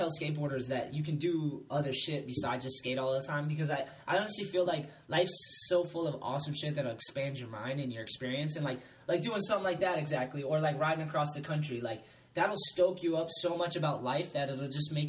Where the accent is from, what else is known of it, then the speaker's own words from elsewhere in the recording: East Coast, United States; moved away; also born or lived in Huntington Beach / Long Beach; I'm a kid from the East Coast.